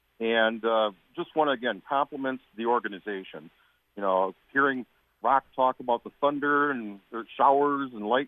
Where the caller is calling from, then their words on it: Wisconsin Rapids, Wisconsin, United States; I'm calling from Wisconsin Rapids.